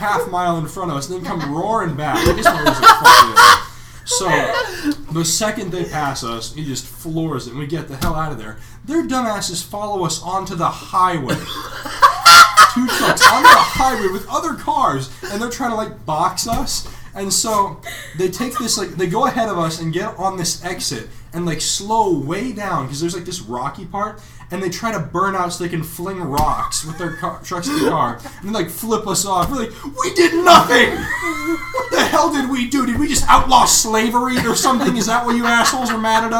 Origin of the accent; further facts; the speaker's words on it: Missouri, United States; I'm from Missouri. I was around a lot of that when I grew up